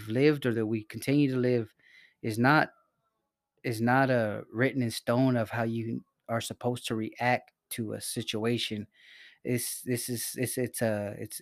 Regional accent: Salinas, California, United States; I'm from Salinas. I grew up around some gangsters

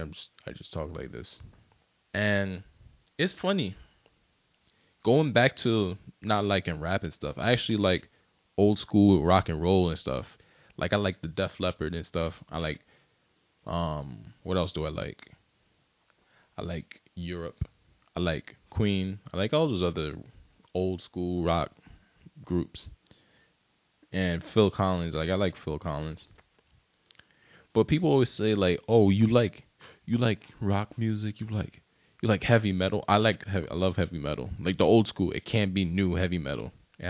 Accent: Barbados; like, I'm from Barbados and I don't like soca that much.

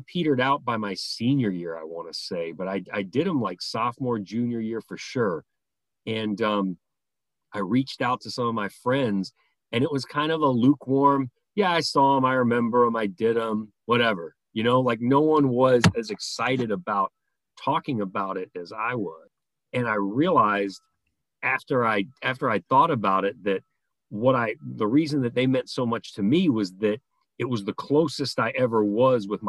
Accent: New York City, New York, United States; growing up in New York

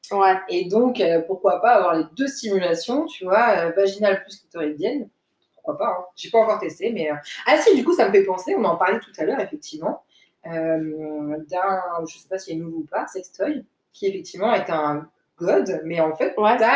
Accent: Niagara, Ontario, Canada; Hein, je suis du Niagara. Mais c'est ça, chute. Ouais, nous on aime bien dire chute.

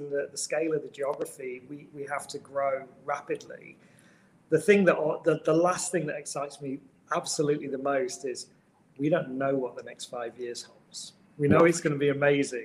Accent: United Kingdom; moved away; Being British.

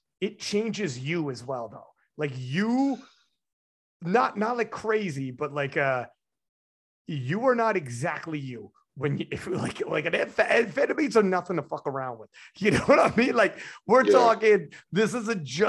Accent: Canada; I'm Canadian

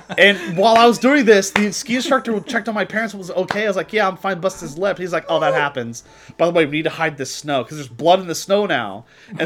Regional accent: Texas, United States; I'm from Texas

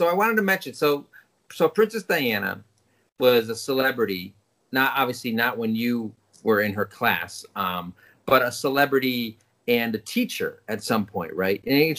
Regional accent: England, United Kingdom; It's like growing up in England, little kids have Orange Robinson.

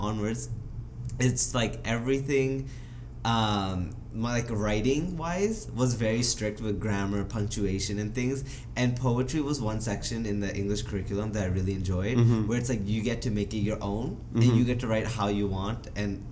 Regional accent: Vancouver, British Columbia, Canada; being born and raised in Vancouver

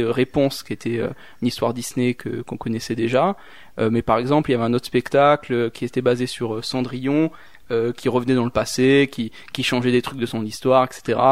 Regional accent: Réunion; now in Switzerland; moi je viens de la Réunion

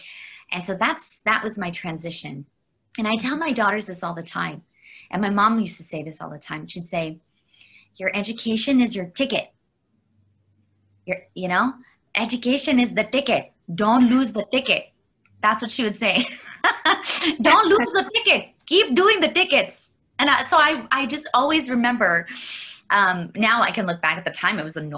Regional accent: Vancouver, British Columbia, Canada; also born or lived in Toronto / northern Alberta; So we moved from Toronto up to northern Alberta, where we lived in the tundra for, you know, a long number of years as a young person. And so we were pretty isolated up there as a small town. And then eventually we ended up in Vancouver, where I did all my schooling

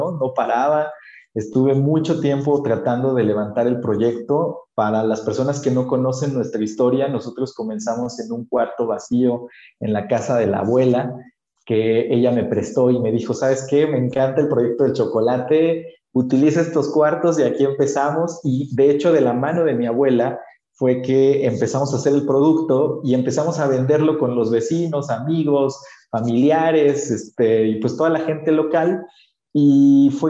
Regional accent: Mixteca, Mexico; aquí en México tenemos una cultura muy bonita del chocolate. Y en mi pueblo específicamente, porque yo vivo en una comunidad muy chiquitita, somos a lo mucho 12 mil personas en una de las regiones más vulnerables de México

